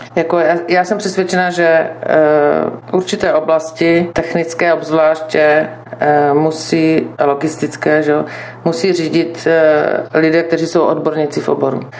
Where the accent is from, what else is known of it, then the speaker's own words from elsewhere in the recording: Brno, South Moravian Region, Czechia; v Brně eh, jsem se narodila, vystudovala, žiju, mám, mám zde rodinu